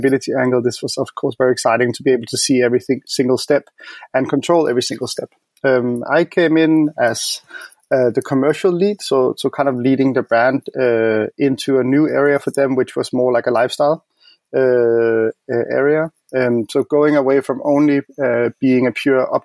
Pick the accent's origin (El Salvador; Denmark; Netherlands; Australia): Denmark; Copenhagen, Capital Region of Denmark; now in Berlin, Germany; I'm based in Berlin, but I'm from Copenhagen.